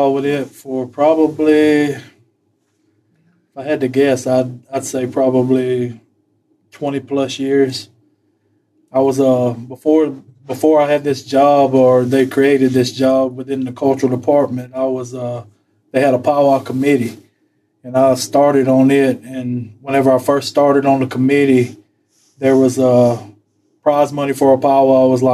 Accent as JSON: {"language": "English", "area": "Poarch Creek", "region": "Alabama", "country": "United States", "tie": "born or raised there", "said": "when I was growing up, I mean, there was no other thought about what we would do Thanksgiving. I mean, that we were always here at the powwow."}